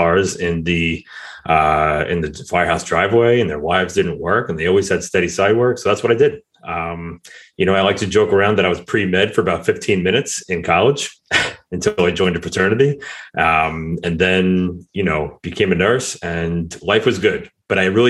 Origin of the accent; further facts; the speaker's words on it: Mineola, New York, United States; I grew up right outside of New York City in a town called Mineola, which is on Long Island